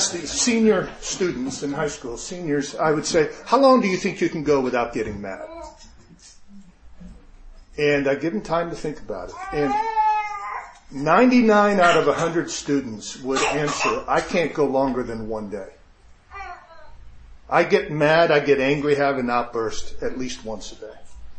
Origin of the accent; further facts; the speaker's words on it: Japan; And we grew up in Japan, spent 10 years in Japan.